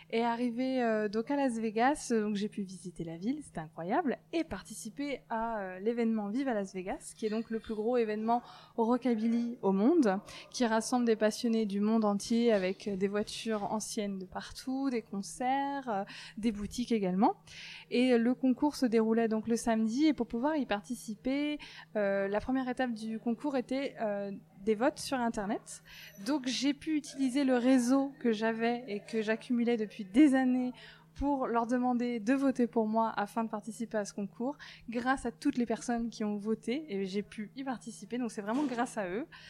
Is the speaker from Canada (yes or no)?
no; Brittany, France; moved away as an adult; also born or lived in southern France / Lyon; now in Brest, France; je suis originaire de Bretagne. J'y ai vécu toute mon enfance